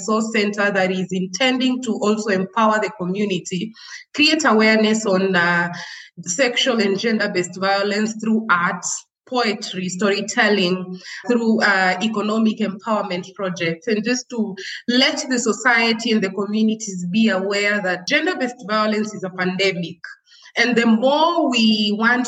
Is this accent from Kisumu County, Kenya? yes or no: no; Nairobi, Kenya; also born or lived in Kajiado, Kenya; I was born and raised in Kibra. It's, you know, it's the largest slum